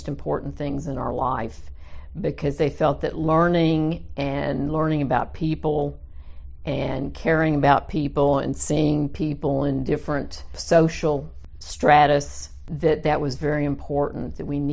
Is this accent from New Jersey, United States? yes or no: no; Dallas, Texas, United States; I'm native Dallas. I was born and raised in Dallas